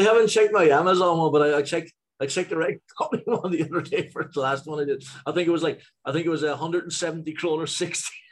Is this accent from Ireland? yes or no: yes; Ireland; moved away as an adult; now in Gothenburg, Sweden; growing up in Ireland